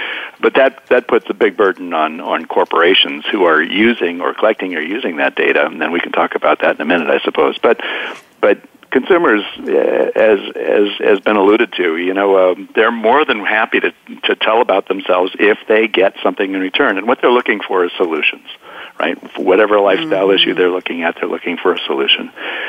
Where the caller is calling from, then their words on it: California, United States; I am in currently sunny Northern California in the Gold Country